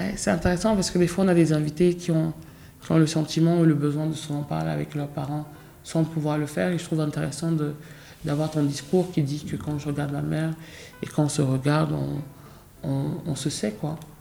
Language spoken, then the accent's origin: French; France; j'ai grandi aussi en France